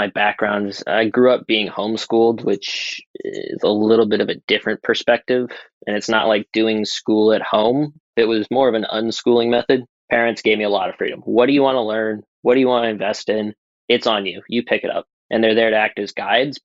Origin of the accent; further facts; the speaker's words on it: New England, United States; moved away as an adult; also born or lived in San Francisco; growing up around New England